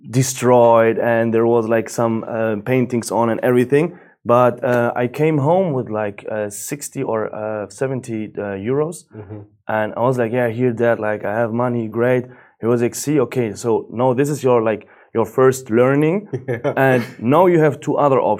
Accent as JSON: {"language": "English", "country": "Germany", "tie": "born or raised there", "second_language": "English", "said": "as you said, and I was born and raised up in Germany. I have like Moroccan roots"}